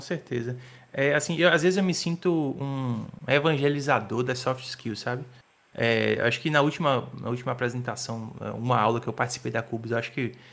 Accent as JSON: {"language": "Portuguese", "town": "Salvador", "region": "Bahia", "country": "Brazil", "tie": "born or raised there", "said": "sou de Salvador, nasci em Salvador"}